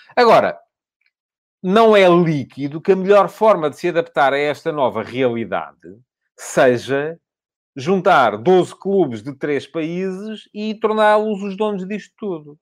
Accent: Portugal; É o clube da minha terra. É o clube do qual eu sou sempre adepto. Porque quando era miúdo era... foi lá que eu cresci

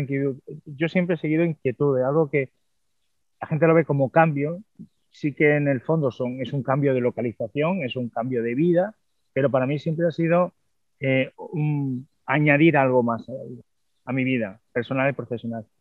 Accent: Cádiz, Andalusia, Spain; moved away; cuando volví aquí de nuevo a mi tierra

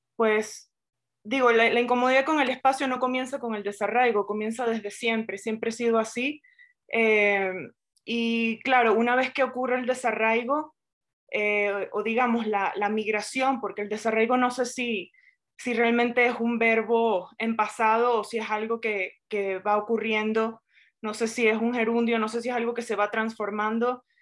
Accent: Venezuela; nosotros como venezolanos

